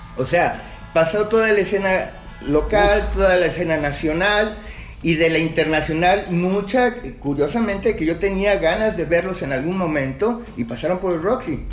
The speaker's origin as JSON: {"language": "Spanish", "region": "Mexico City", "country": "Mexico", "tie": "born or raised there", "moved": "as an adult", "lives_now": "Guadalajara, Mexico", "said": "yo soy chilaki, soy chilango. digamos, yo me vengo, llego aquí a Guadalajara en el 80"}